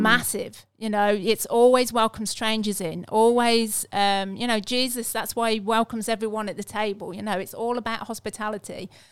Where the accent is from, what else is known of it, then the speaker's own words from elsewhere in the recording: England, United Kingdom; I'm English